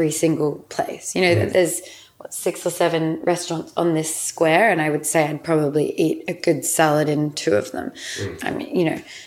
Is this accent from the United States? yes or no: no; outside of Melbourne, Victoria, Australia; moved away as an adult; now in London, United Kingdom; I grew up outside of Melbourne. I went to a boarding school outside of Melbourne. And so I grew up on farms about 3 hours